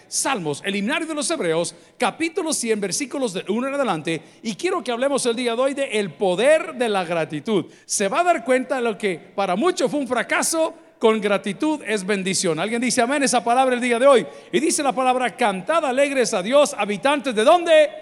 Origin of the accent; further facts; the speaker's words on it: El Salvador; como los salvadoreños